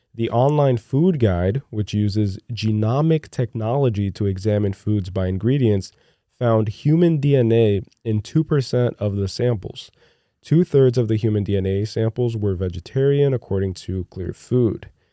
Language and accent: English; Newark, New Jersey, United States; also born or lived in Brazil; growing up in Newark, Newark, New Jersey, Iron Bound area of Newark